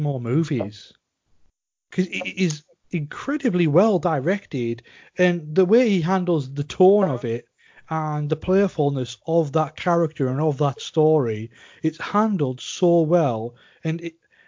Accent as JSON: {"language": "English", "area": "Cumbria", "region": "North West England", "country": "United Kingdom", "said": "we're both from Cumbria"}